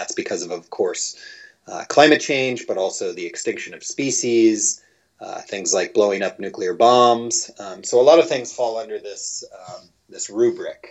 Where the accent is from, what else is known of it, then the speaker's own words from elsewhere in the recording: Midwest, United States; I'm originally from the Midwest